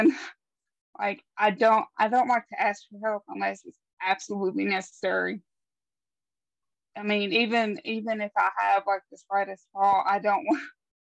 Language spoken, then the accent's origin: English; West Virginia, United States; born and raised here in West Virginia, and that's pretty much all I know